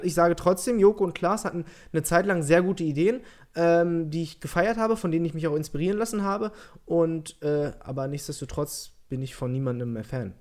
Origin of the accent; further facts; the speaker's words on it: Peine, Lower Saxony, Germany; ich komme aus der Nähe von Hannover